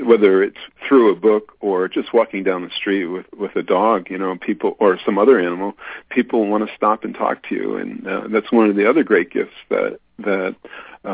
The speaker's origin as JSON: {"language": "English", "region": "East Coast", "country": "United States", "moved": "as an adult", "lives_now": "California, United States", "said": "I'm originally from the East Coast. I moved to California about 15 years ago"}